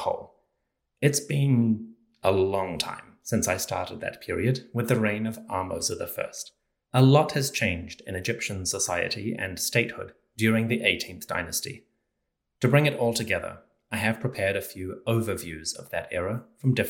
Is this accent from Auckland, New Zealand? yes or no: yes; Auckland, New Zealand; We are moving out of Auckland, my hometown, to another part of New Zealand